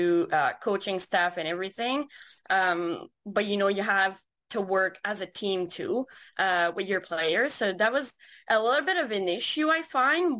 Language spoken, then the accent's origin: English; Quebec, Canada; we're from Quebec.